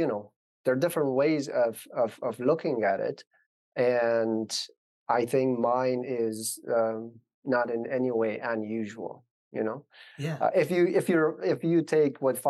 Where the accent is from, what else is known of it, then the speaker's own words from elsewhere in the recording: Afghanistan; moved away; growing up in Afghanistan in the 90s.